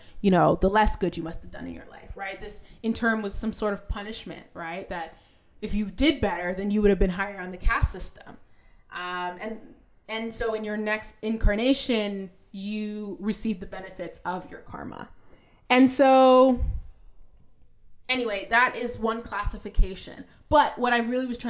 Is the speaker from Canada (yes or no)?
yes; Canada; I'm a Canadian